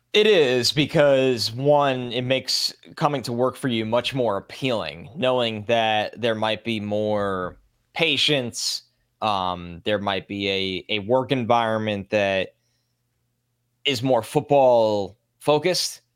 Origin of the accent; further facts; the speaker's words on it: New York, United States; growing up in New York